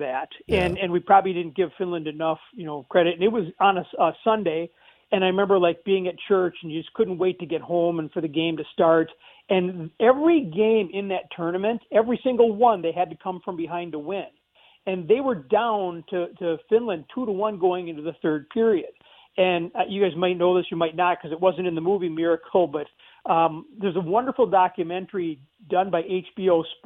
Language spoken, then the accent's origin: English; White Bear Lake, Minnesota, United States; where I grew up in White Bear Lake